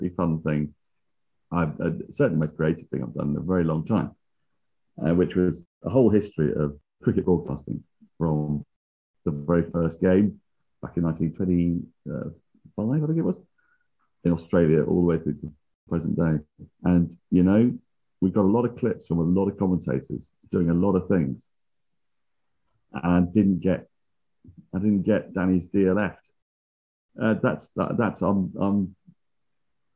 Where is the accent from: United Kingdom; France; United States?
United Kingdom; England; I am English